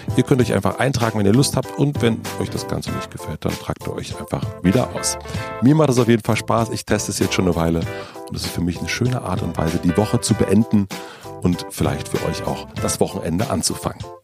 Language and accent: German; the East, eastern Germany, Germany; ich komme aus dem Osten und ich habe kein Abi